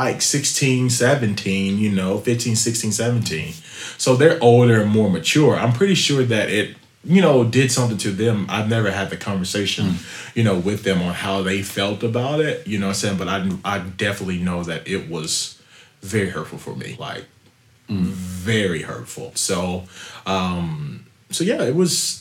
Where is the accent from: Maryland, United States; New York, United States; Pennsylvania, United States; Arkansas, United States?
Arkansas, United States; Wrightsville; also born or lived in Little Rock, Arkansas; we grew up in Little Rock, but it's actually a small town called Wrightsville, Arkansas.